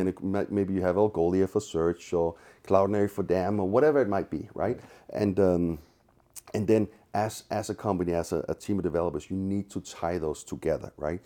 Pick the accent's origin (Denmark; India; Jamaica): Denmark; Copenhagen, Capital Region of Denmark; moved away as an adult; now in San Francisco, United States; I'm originally from Copenhagen, as is he, so my old country is Denmark